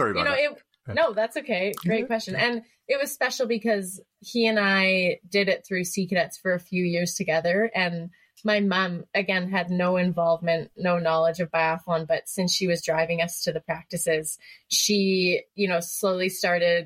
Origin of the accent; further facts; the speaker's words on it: Canada; also born or lived in Northern Ontario / Canmore, Alberta; I'm a Canadian biathlete based out of Canmore, Alberta. I've been on the senior national team for about 8 years and living and training in Canmore since 2010. And I started just cross-country skiing with my family when we lived in Northern Ontario